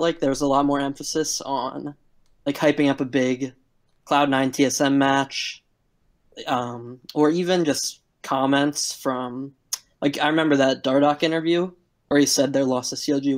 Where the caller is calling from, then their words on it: Philadelphia, Pennsylvania, United States; I'm calling from Philadelphia, Pennsylvania.